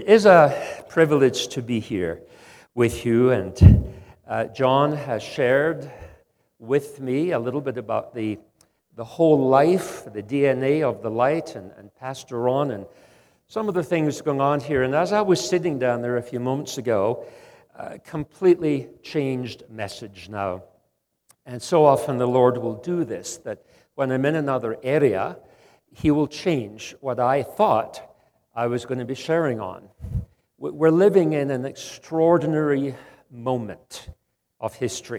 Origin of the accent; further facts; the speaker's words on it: Scotland, United Kingdom; also born or lived in Western Canada; now in Canada; Although I live in Canada, Western Canada, I'm actually Scottish.